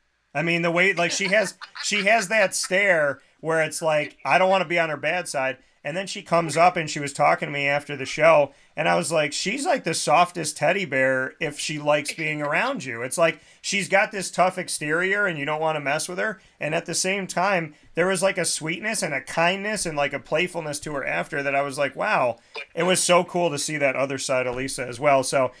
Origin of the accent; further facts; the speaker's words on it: Syracuse, New York, United States; Because he disrespects Syracuse something awful. So if I had the chance to knock out Doug Gottlieb, I think my hometown would go nuts.